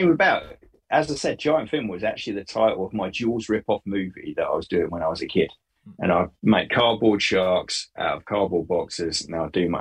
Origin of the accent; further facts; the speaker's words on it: Bury St Edmunds, East of England, United Kingdom; when I grew up in Bury St. Edmunds